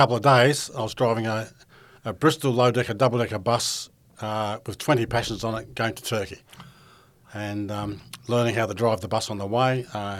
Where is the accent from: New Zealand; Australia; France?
Australia; Broken Hill, New South Wales; moved away as an adult; also born or lived in London; growing up in Broken Hill was flies, prickles and heat, and I always loved the idea of green fields and grass and something we didn't have a lot of.